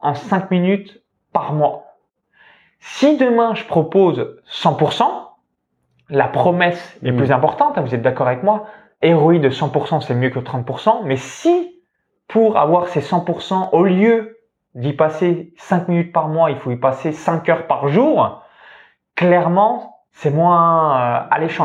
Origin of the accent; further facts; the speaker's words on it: near Chalon-sur-Saône, Saône-et-Loire, Bourgogne-Franche-Comté, France; j'ai grandi dans une ferme, donc proche de Chalon-sur-Saône en Saône-et-Loire, donc c'est le département 71